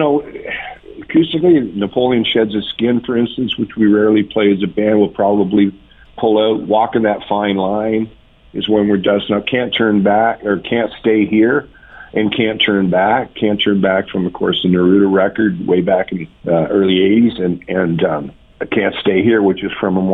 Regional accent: Lynn Lake, Manitoba, Canada; I'm a prairie boy. I'm from Lynn Lake, Manitoba, son of a bush pilot

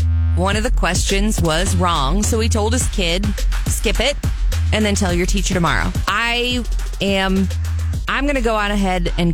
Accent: Jefferson City, Missouri, United States; my hometown, Jeff City

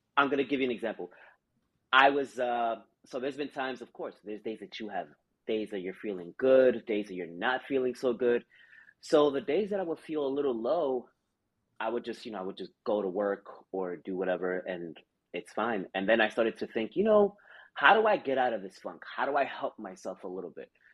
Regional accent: New York City, New York, United States; growing up in the Bronx, we would have the four train um, right by my window

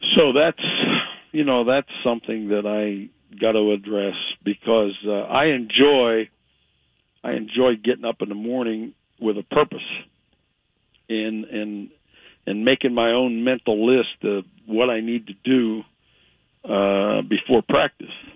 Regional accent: Ohio, United States; moved away; I grew up in Ohio

